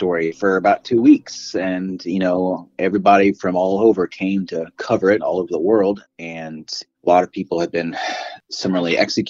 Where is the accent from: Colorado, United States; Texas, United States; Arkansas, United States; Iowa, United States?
Arkansas, United States; the Ozarks; I grew up in the Ozarks in Arkansas, and these are people I feel familiar with.